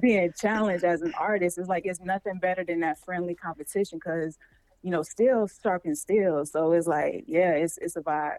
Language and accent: English; Jacksonville, Florida, United States; I'm straight out the 904.